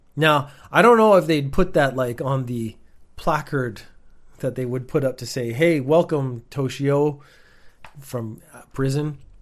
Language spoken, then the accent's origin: English; Canada; born or raised there; moved away as an adult; also born or lived in United Kingdom / Northern Ireland; now in Japan